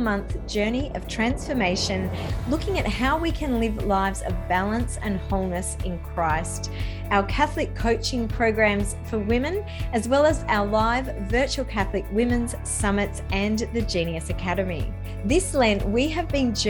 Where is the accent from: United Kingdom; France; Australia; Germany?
Australia; Sydney, New South Wales; here in my hometown